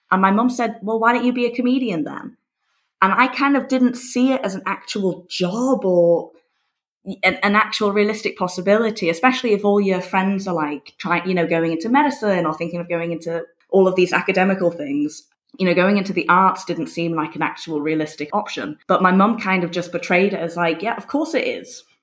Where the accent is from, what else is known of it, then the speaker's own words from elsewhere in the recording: Berlin, Germany; also born or lived in United States / England; so basically, after I was born in Berlin, three weeks later we moved to America for three years, and then after America we moved to England, and then after England we moved to Berlin when I was ten. And my parents are English